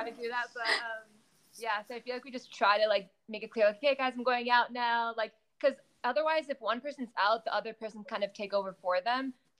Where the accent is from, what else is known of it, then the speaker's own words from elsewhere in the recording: California, United States; also born or lived in Dubai, UAE; we grew up in California.